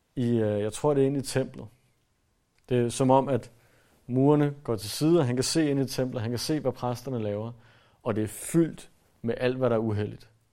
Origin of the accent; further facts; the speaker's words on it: Denmark